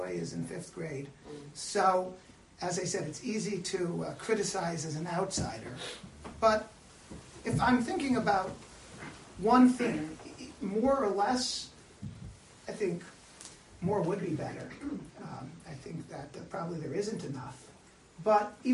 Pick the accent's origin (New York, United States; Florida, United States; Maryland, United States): Maryland, United States; Silver Spring; I'm from Silver Spring. I went to the Yeshiva of Greater Washington